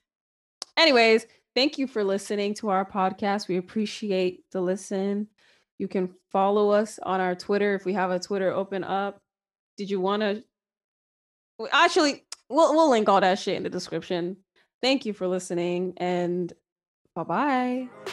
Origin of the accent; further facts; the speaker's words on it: United States; I'm an American